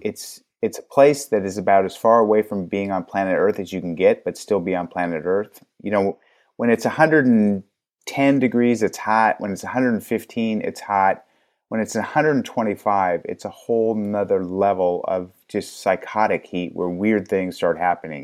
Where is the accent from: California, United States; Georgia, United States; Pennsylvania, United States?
California, United States; Los Angeles; I was actually born in L